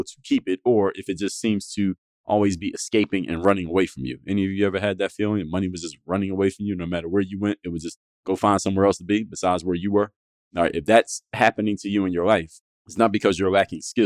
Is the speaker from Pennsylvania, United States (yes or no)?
yes; Philadelphia, Pennsylvania, United States; moved away as an adult; now in Miami, United States; I'm from Philadelphia, Pennsylvania. That's where I was born and raised. Moved to Miami when I was in my 20s